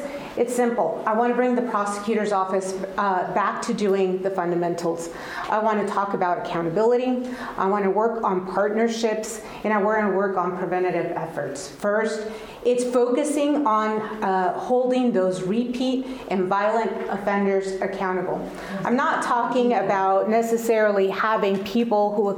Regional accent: El Paso, Texas, United States; first language Spanish; English is a second language; moved away as an adult; now in Indianapolis, United States; I grew up in El Paso, Texas. I spoke Spanish and later learned English when I went

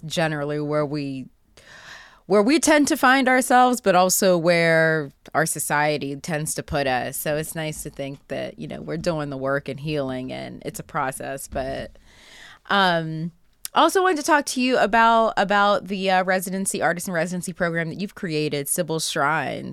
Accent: Pittsburgh, Pennsylvania, United States; I grew up in Pittsburgh, so unfortunately, I grew up Catholic.

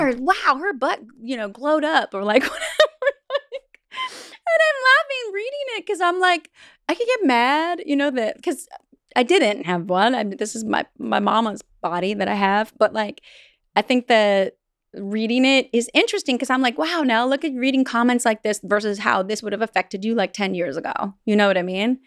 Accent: Vancouver Island, British Columbia, Canada; I'm from Vancouver Island

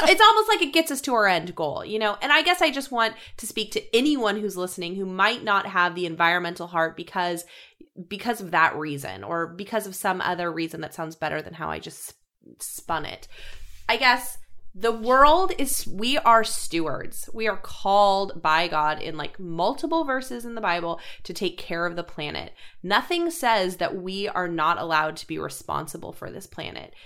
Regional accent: Colorado, United States; I come from Colorado

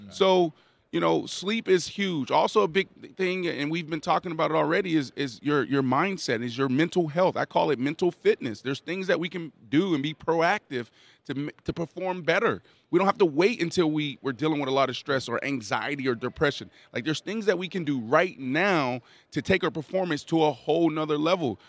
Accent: Pittsburgh, Pennsylvania, United States; I grew up in Pittsburgh, Pennsylvania.

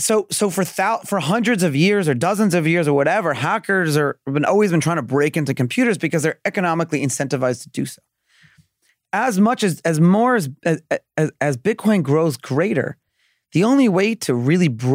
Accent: New York City, New York, United States; I'm from Brooklyn

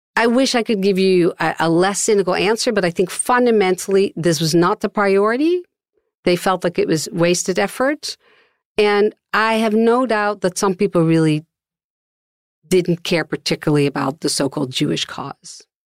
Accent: Netherlands; now in Austin, United States; with my Dutch passport

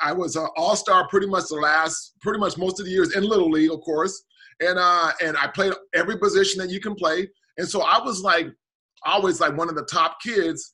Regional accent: Portland, Oregon, United States; growing up in Portland, it's a small – Portland's a really small, and especially during my childhood days, a small town

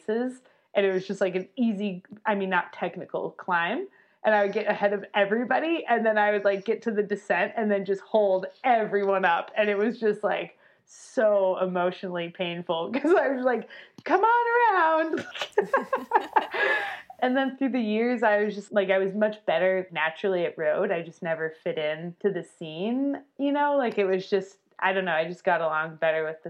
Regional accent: Albuquerque, New Mexico, United States; moved away as an adult; also born or lived in Durango, Colorado; I grew up in Albuquerque

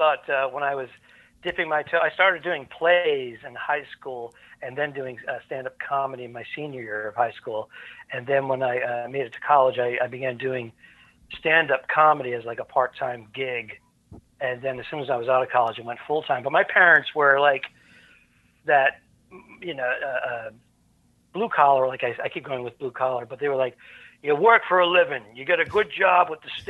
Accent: Cranston, Rhode Island, United States; accent: New England; And you may actually hear a word or two that's very New England.

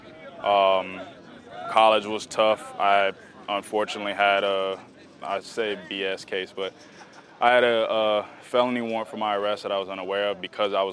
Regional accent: Miami, Florida, United States; I'm from Miami

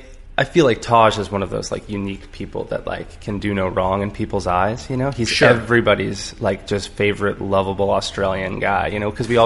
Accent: Nokomis, Florida, United States; I grew up in a little town called Nokomis, Florida.

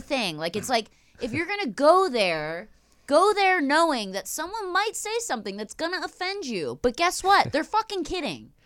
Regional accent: Philadelphia, Pennsylvania, United States; moved away; grew up in Philly

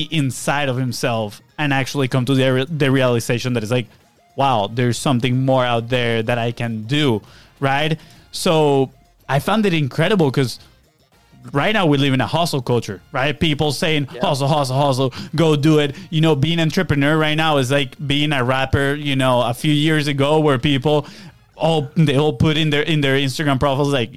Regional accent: Venezuela; moved away; where we come from Venezuela

